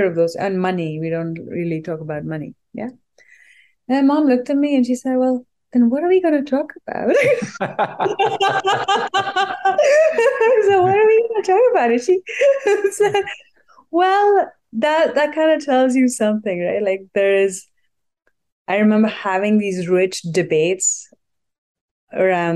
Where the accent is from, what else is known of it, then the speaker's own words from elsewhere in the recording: India; also born or lived in Delhi, India / Boston, United States; now in United States; I grew up in the mountains in India, and then we lived in Delhi for a while